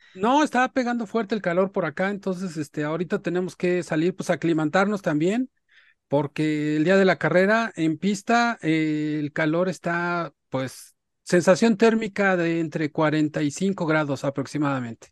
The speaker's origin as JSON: {"language": "Spanish", "country": "Mexico", "said": "como mexicanos"}